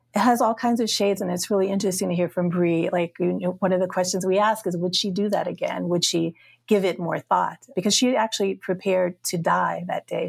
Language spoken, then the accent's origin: English; Hattiesburg, Mississippi, United States; I grew up in Mississippi